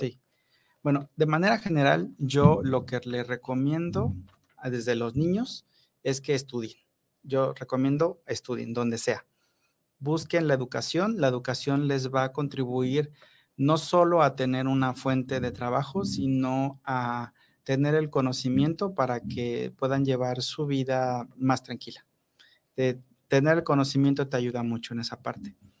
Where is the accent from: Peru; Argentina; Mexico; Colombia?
Mexico; Papantla, Veracruz; moved away as an adult; also born or lived in Mexico City; now in Morelos, Mexico; yo soy de Veracruz, yo soy de Papantla, Veracruz, es un lugar muy pequeño